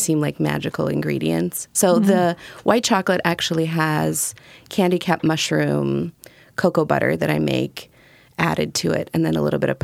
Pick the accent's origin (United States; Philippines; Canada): United States; Chicago, Illinois; moved away as an adult; also born or lived in Russia; now in Portland, United States; I moved from Russia in 1997 when I was 10 to Chicago. And then 2009, I moved to Portland